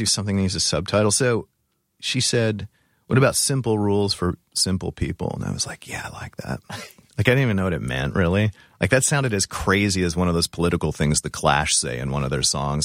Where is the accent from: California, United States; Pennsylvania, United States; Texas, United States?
California, United States; Orange County; moved away; Orange County